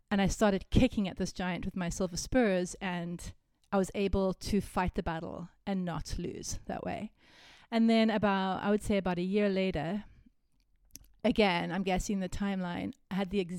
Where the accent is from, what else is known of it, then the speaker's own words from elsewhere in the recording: Cape Town, Western Cape, South Africa; But I'm from Cape Town. So if you've been to Cape Town, then you know that.